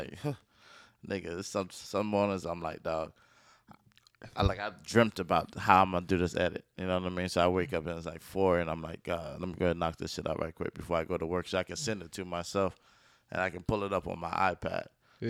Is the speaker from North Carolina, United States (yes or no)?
yes; Durham, North Carolina, United States; Raleigh, I'm from Durham.